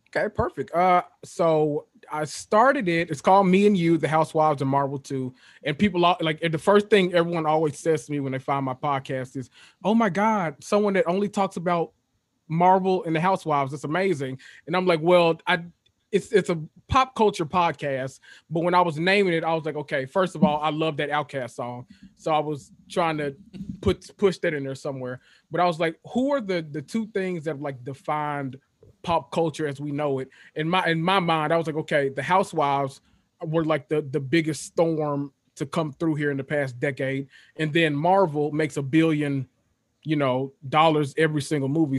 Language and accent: English; Memphis, Tennessee, United States; moved away as an adult; I am from Memphis, Tennessee, born and raised.